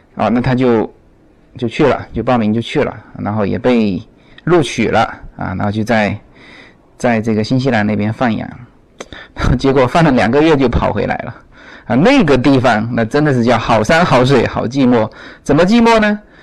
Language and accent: Chinese; China; now in United States; 但是这边的美国的朋友都是忙忙碌碌，他不像国内